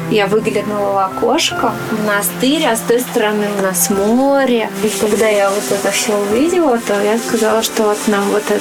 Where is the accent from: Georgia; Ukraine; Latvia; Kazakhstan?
Ukraine; now in Solovetsky Islands, Russia; Сами мы с Украины. Сами мы не местные.